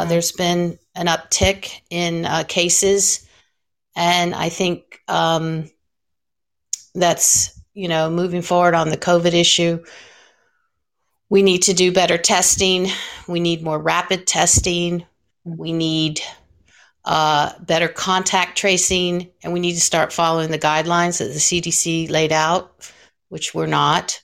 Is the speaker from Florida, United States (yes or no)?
yes; Florida, United States; I grew up here in Florida